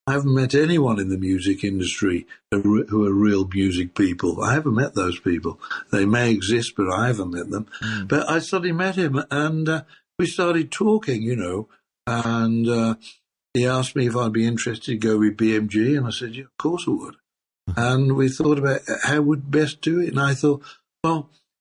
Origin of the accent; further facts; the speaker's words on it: Birmingham, West Midlands, United Kingdom; I'm from Birmingham